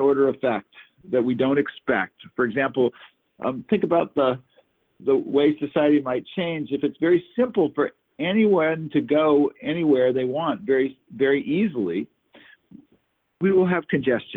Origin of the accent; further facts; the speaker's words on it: Northern California, United States; growing up in Northern California and sort of being affected by the counterculture